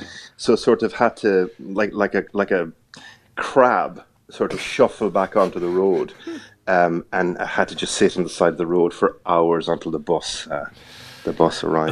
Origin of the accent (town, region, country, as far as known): Ireland; accent: Irish; moved away as an adult; now in United Kingdom